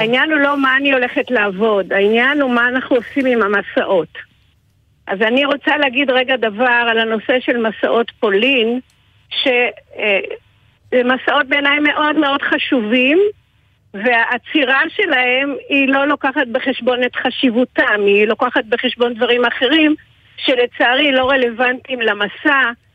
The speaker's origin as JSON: {"language": "Hebrew", "town": "Damascus", "country": "Syria", "tie": "born or raised there", "moved": "yes", "lives_now": "Israel", "said": "אני עצמי נולדתי בדמשק, ואנחנו ברחנו לארץ ב-51 דרך ראש הנקרה"}